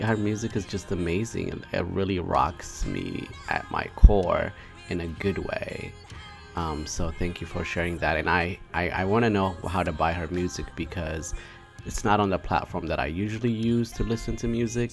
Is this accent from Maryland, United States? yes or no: yes; Prince George's County, Maryland, United States; I know all about the suburbs of Maryland as I am from Prince George's County